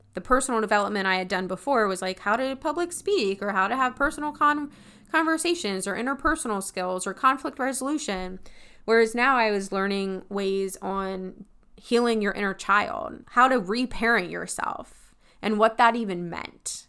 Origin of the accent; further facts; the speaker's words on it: Pennsylvania, United States; moved away as an adult; also born or lived in Tennessee; I'm from Pennsylvania